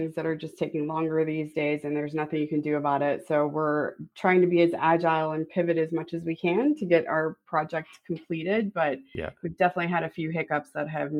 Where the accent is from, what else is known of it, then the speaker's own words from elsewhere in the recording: Florida, United States; I grew up in Florida, actually